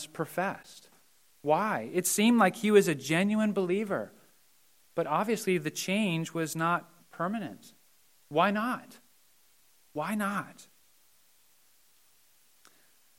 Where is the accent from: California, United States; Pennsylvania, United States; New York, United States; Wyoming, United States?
Pennsylvania, United States; Mount Joy; I grew up in Mount Joy and I graduated from Donegal.